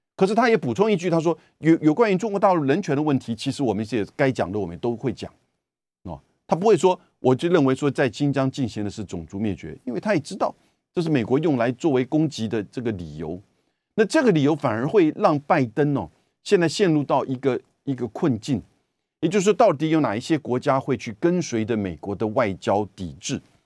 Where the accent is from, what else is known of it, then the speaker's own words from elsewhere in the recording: Taiwan; 我们台湾这边